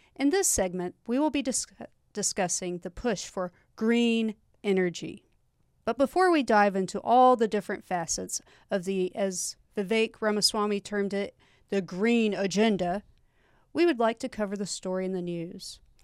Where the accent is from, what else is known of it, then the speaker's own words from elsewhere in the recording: Georgia, United States; moved away; I am from Georgia